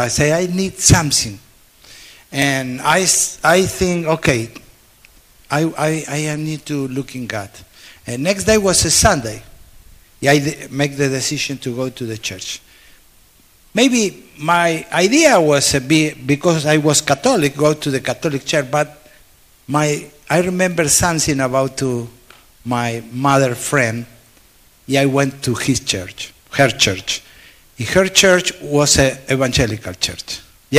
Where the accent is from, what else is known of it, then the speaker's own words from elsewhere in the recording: Buenos Aires, Argentina; English is a second language; I was born in Argentina